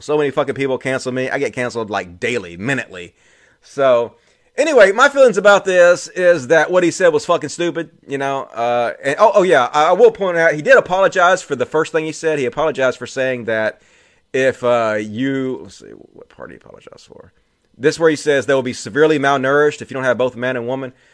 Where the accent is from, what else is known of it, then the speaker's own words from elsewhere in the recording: Mississippi, United States; accent: thick; I grew up in Mississippi, and I grew up, you know, deep, deep, deep inside the cult of Christianity